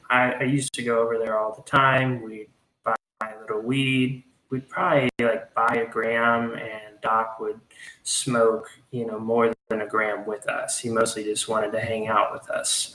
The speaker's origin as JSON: {"language": "English", "town": "Hot Springs", "region": "Arkansas", "country": "United States", "said": "I'm from Hot Springs, Arkansas. Uh, it's a small town in Arkansas"}